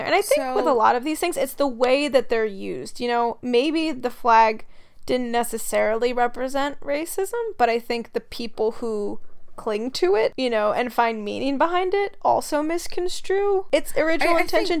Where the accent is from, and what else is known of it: United States; born or raised there; now in New York, United States